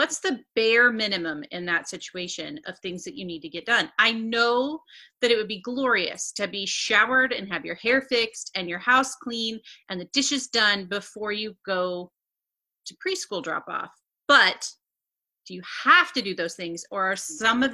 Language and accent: English; Northeast Missouri, United States; I'm from Northeast Missouri